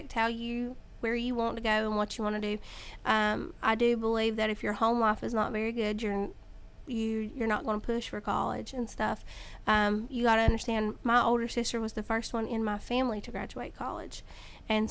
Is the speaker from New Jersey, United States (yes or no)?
no; Caldwell County, North Carolina, United States; I grew up here in Caldwell County. I was born and raised in Caldwell County